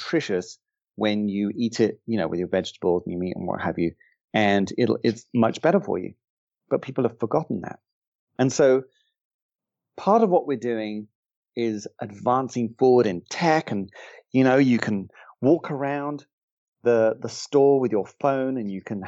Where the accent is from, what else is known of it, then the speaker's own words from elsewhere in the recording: England, United Kingdom; I'm English